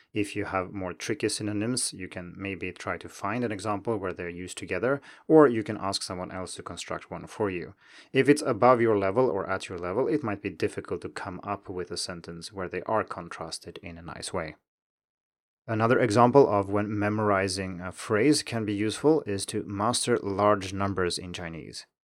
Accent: Sweden; first language Swedish; English is a second language; my native Swedish

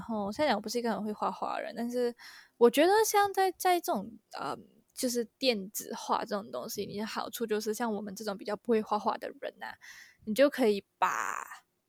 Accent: Malaysia; 我们 Malaysian 人

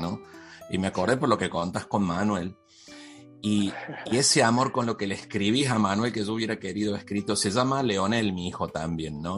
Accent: Córdoba, Argentina; now in Tijuana, Mexico; soy cordobés

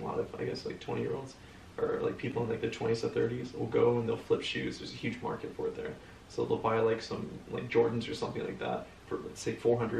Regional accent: Los Angeles, California, United States; I think I was born in West Hills Hospital. It's West Hills is a small suburb in the greater city of Los Angeles. And and basically I grew up in a small gated street

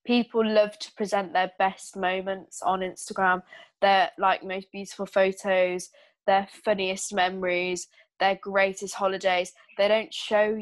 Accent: United Kingdom; I'm British

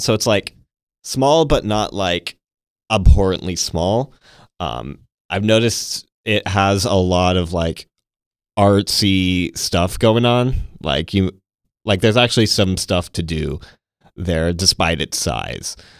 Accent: Temple, Texas, United States; also born or lived in Wisconsin / Iowa; now in Tomball, Texas, United States; I was born in Wisconsin. Had my childhood in Iowa and ma-, mo-, spent most of my growing up in Texas.

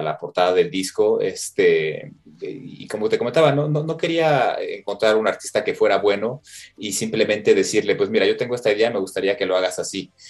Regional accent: Mexico; moved away; como mexicano

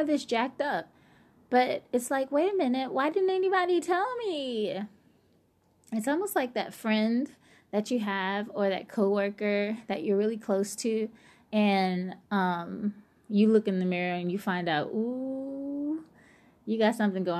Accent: New Orleans, Louisiana, United States; I'm from New Orleans

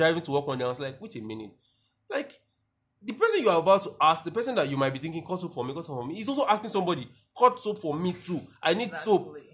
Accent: Nigeria; being a Nigerian

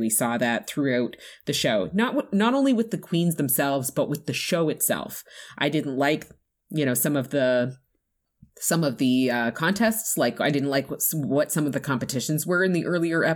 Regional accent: Canada; as a Canadian

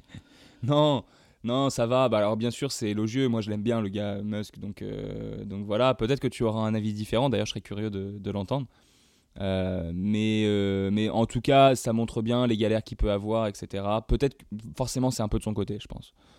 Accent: Évreux, Normandy, France; moved away; also born or lived in Rouen; je viens d'Evreux. petit village, euh, petite ville euh, du fin fond de la Normandie, euh, ici passe rien, voilà, donc je suis vite parti.

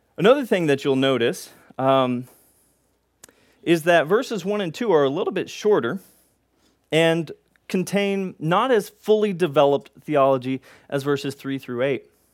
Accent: Texas, United States; we're from Texas

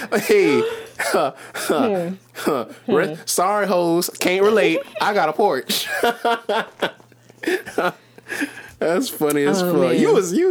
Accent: St. Petersburg, Florida, United States; I'm from St. Pete, and when I stayed here to go to school

